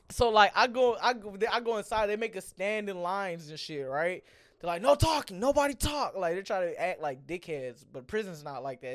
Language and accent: English; Gwinnett, Georgia, United States; I'm from Gwinnett